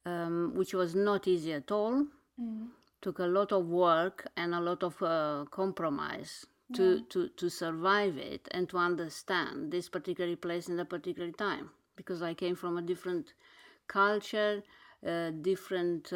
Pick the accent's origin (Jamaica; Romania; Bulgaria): Romania; Bucharest; English is a second language; moved away as an adult; now in London, United Kingdom; I'm coming from a continent, from Romania, born in Bucharest